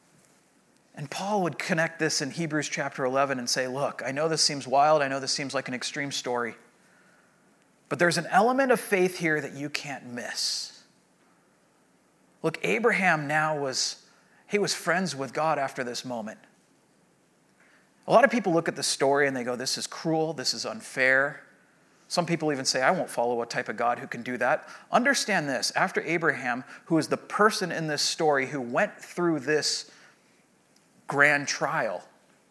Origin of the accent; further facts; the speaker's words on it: Southern California, United States; I grew up in Southern California